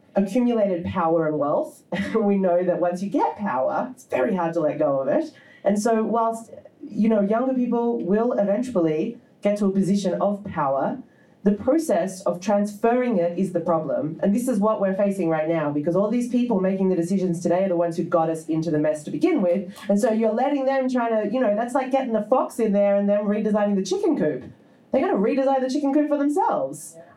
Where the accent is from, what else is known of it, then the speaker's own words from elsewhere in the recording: Australia; I'm from Australia